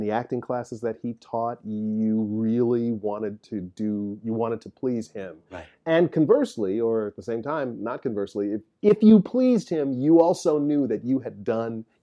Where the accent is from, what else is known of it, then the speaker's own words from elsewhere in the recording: Midwest, United States; but as a Midwesterner, as I used to say